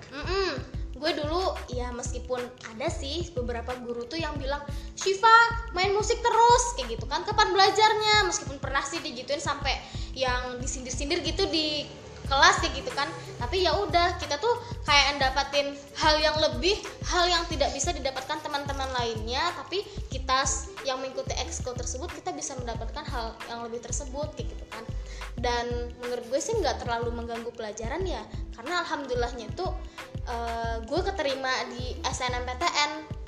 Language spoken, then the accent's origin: Indonesian; West Sumatra, Indonesia; aku asalnya dari Sumatera Barat